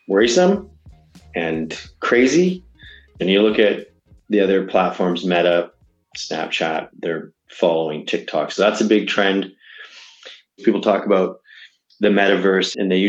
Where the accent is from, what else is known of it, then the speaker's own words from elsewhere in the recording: Canada; I am Canadian